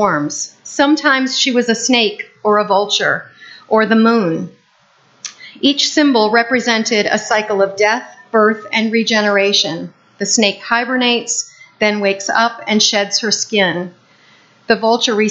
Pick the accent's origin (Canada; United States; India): United States; Peterborough, New Hampshire; moved away; when I went back to my hometown of Peterborough, New Hampshire, I discovered that there was a UU church right in the center of town the whole time I was growing up